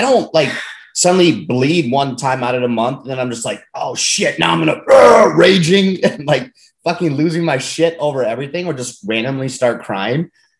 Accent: Germany; I always mentioned growing up in Germany, but it is what it is.

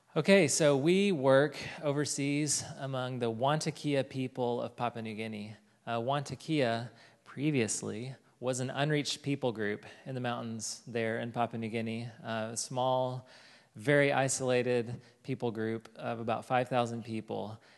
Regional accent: Fort Smith, Arkansas, United States; moved away; I am from Fort Smith, Arkansas, and I went to college here at the U

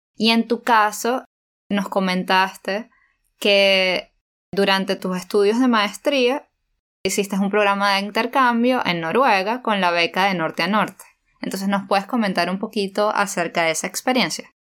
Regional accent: El Tigre, Anzoátegui, Venezuela; yo también soy del Tigre

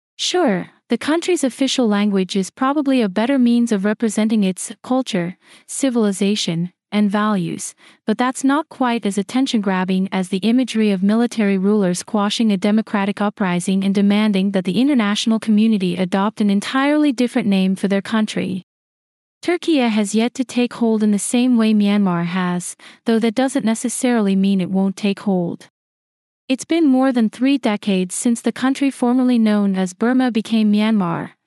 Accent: Sacramento, California, United States; My hometown, Sacramento, California

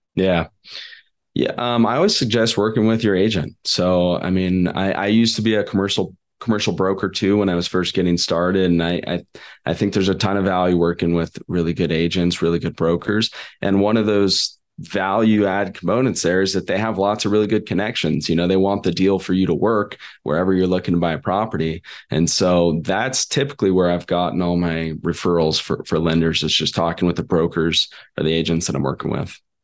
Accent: Sacramento, California, United States; I'm from, uh, California originally. That's where I grew up in Sacramento.

